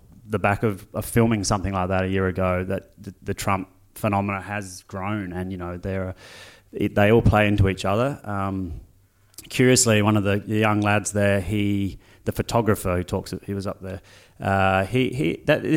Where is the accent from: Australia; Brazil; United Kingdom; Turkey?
Australia